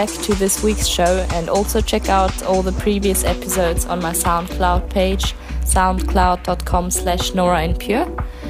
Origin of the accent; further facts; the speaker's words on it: Switzerland; I'm finally playing again in my home country of Switzerland in the southern part in Lugano.